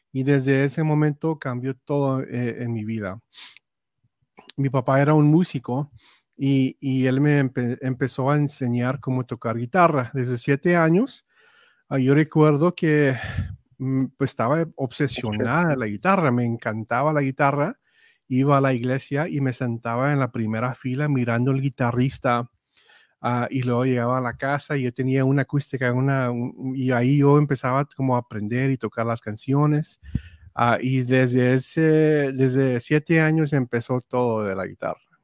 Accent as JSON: {"language": "Spanish", "town": "Robstown", "region": "Texas", "country": "United States", "tie": "born or raised there", "first_language": "English", "second_language": "Spanish", "said": "nací en Robson, Texas"}